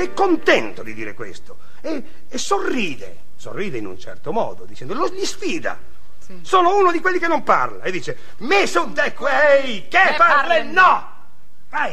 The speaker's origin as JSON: {"language": "Italian", "town": "Trieste", "region": "Friuli-Venezia Giulia", "country": "Italy", "moved": "yes", "lives_now": "Milan, Italy"}